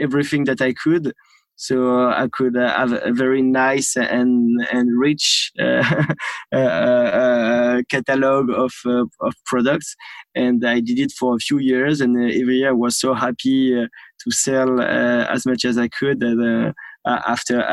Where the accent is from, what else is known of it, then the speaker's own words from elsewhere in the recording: Normandy, France; accent: French; English is a second language; I grew up in Normandy.